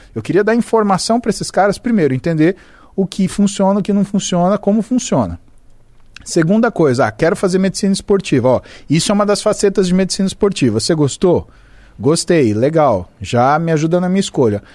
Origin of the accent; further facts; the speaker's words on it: Brazil; sou brasileiro